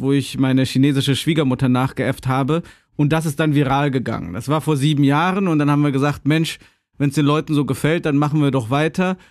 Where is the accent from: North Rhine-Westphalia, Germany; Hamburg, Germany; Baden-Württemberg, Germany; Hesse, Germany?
North Rhine-Westphalia, Germany; Gummersbach; moved away as an adult; also born or lived in Cologne / Bochum; now in China; bin ich in Gummersbach geboren